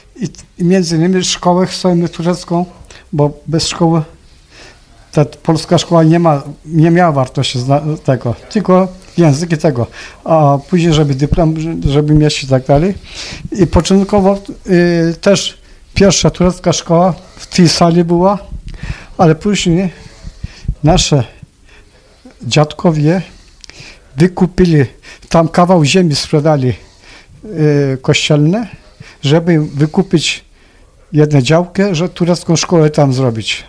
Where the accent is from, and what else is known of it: Adampol, Istanbul, Turkey; born or raised there; first language Polish